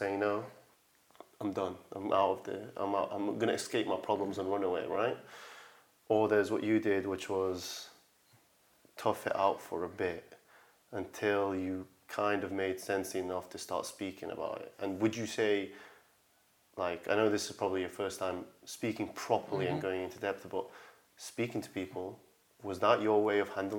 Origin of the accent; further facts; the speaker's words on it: Manchester, North West England, United Kingdom; We come from Manchester, roundabout.